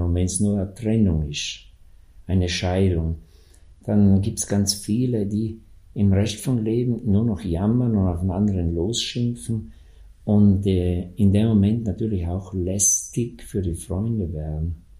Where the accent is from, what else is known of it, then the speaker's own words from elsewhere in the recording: South Tyrol, Trentino-Alto Adige, Italy; bei uns in Südtirol